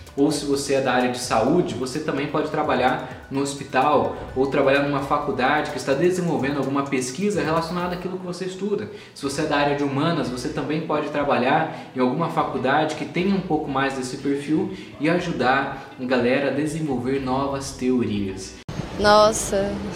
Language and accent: Portuguese; Brazil; moved away as an adult; also born or lived in United States; a primeira faculdade que eu fui fazer minha engenharia mecatrônica quando eu saí do Brasil